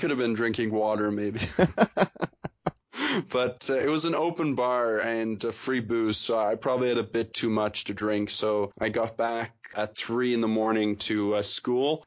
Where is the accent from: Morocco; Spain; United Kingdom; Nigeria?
United Kingdom; England; now in Canada; I was born in England and now I live in Canada.